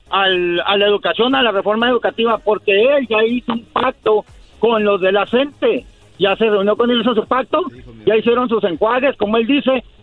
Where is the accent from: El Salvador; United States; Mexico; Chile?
Mexico; vivo en México, yo soy mexicano, yo soy de México. Toda mi vida he vivido ahí.